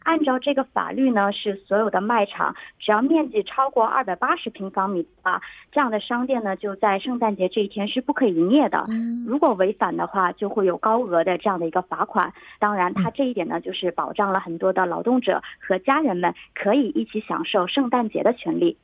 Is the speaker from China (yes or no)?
yes; China; 我们中国人